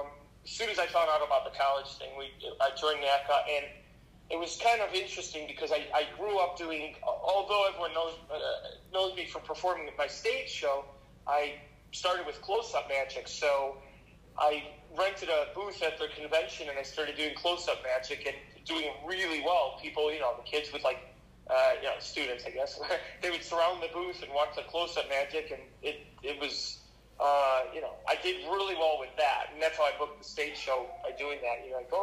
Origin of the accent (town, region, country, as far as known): Chicago, Illinois, United States; also born or lived in Las Vegas / California